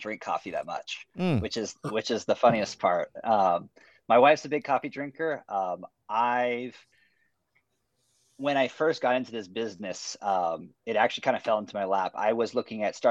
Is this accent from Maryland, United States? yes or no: no; Phoenix, Arizona, United States; also born or lived in Merritt Island, Florida; I was born and raised here in Phoenix, Arizona